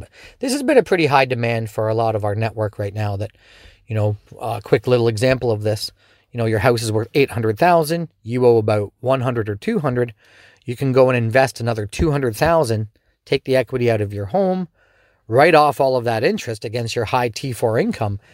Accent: Canada; also born or lived in Ontario; as a Canadian, especially in Ontario

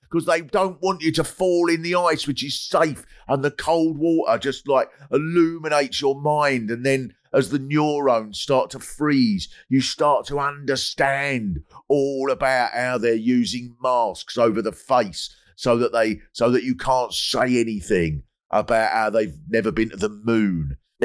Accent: Kent, South East England, United Kingdom; I grew up in Kent

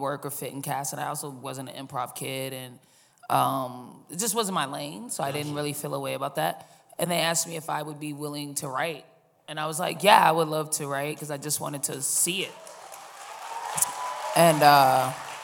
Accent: Boston, Massachusetts, United States; moved away as an adult; also born or lived in Los Angeles; now in New York, United States; I started in Boston. I'm from Boston

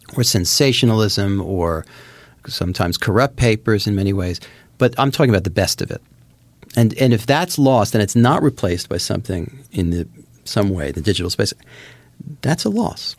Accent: New Jersey, United States; I grew up in Jersey

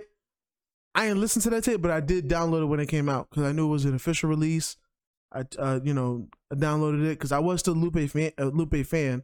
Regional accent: New York, United States; I'm from New York

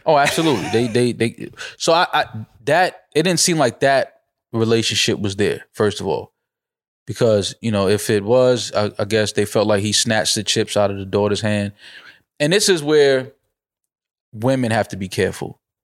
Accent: New York, United States; grew up in the hood, bodega on three of the four corners. That's just what it is, growing up in New York.

